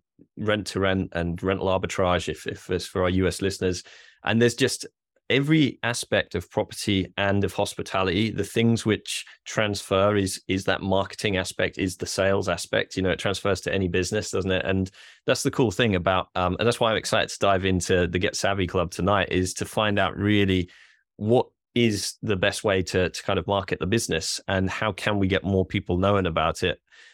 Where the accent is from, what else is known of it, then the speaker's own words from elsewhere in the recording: Norwich, East of England, United Kingdom; I am from Norwich. I like to see him do well